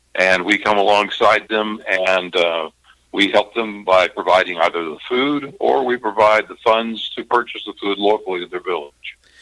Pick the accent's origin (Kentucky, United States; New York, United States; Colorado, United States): Kentucky, United States; I'm from Kentucky.